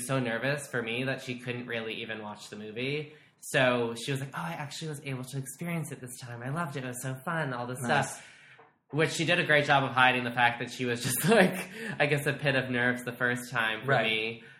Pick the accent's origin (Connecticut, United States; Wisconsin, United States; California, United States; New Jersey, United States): New Jersey, United States; born or raised there; moved away